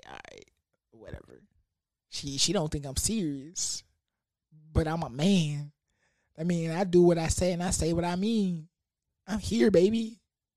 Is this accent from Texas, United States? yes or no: yes; Houston, Texas, United States; I'm from that H.